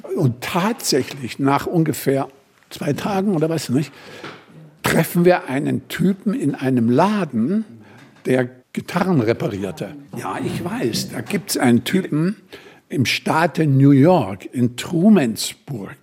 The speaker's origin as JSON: {"language": "German", "country": "Germany", "said": "wir kommen hier als Deutsche"}